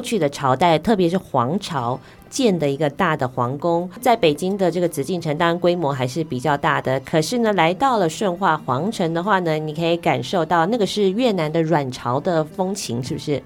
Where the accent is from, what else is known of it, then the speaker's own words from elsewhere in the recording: Taiwan; 我们台湾